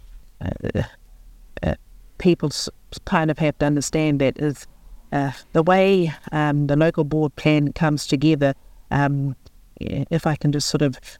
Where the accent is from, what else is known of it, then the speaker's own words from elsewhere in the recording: Auckland, New Zealand; I was born and raised in Auckland City, so I'm a city girl.